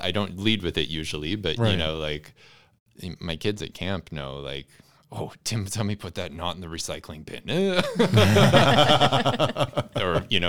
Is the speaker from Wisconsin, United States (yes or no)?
yes; Wisconsin, United States; Yeah, I grew up right at the intersection of rural and urban Wisconsin.